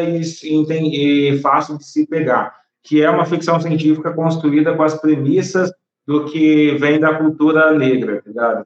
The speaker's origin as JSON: {"language": "Portuguese", "country": "Brazil", "said": "sou brasileiro"}